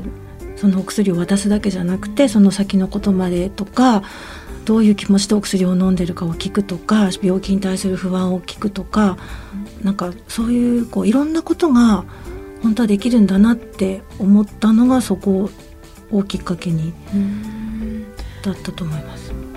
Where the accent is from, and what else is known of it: Shinjo, Yamagata, Japan; born or raised there; also born or lived in Sendai